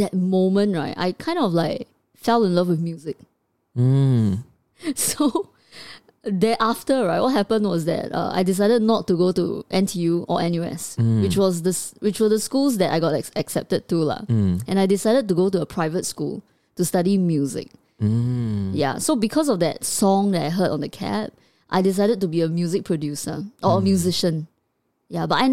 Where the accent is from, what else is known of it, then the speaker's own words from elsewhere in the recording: Singapore; as a child brought up in the education system of Singapore